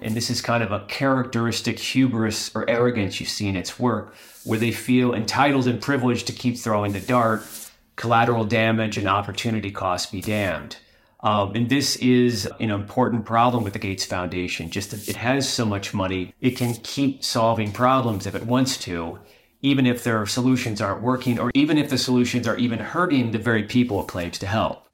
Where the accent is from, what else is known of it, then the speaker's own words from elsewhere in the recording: United States; I'm an American